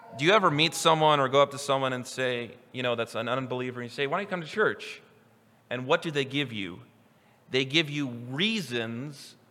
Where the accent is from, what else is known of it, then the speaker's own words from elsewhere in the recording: Newton, Kansas, United States; moved away as an adult; now in Idaho, United States; I'm from Newton, Kansas, and we have a train yard